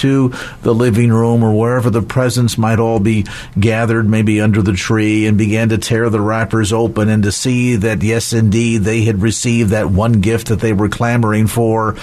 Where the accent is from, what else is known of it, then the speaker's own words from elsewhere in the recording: United States; growing up in the United States